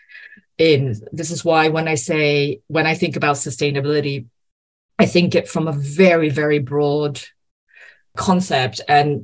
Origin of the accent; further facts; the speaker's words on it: Brazil; I am Brazilian. I was born and raised in Brazil